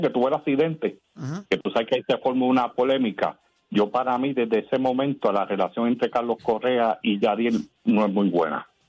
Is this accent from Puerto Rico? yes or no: yes; Puerto Rico; now in Texas, United States